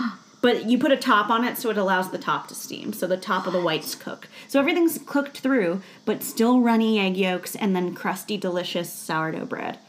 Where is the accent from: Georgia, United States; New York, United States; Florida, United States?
New York, United States; Nyack; moved away; I grew up in a little town north of New York City called Nyack, New York.